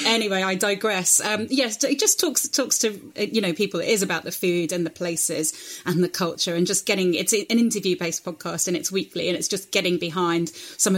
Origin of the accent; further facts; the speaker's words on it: Spain; moved away; I grew up in Spain and half of me is like poised to move there at any point.